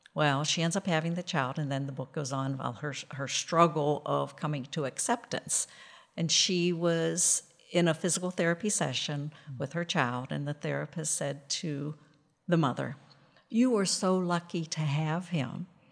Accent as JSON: {"language": "English", "region": "Western Pennsylvania", "country": "United States", "tie": "born or raised there", "said": "I grew up in Western Pennsylvania"}